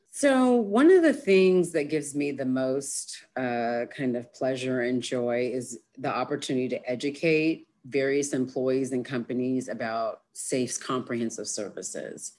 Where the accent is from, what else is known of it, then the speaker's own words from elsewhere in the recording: Berkeley, California, United States; moved away as an adult; now in Austin, United States; growing up in Berkeley